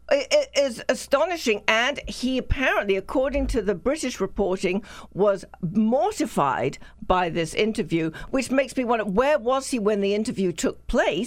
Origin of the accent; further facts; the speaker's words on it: the South, United States; accent: southern; I'm an American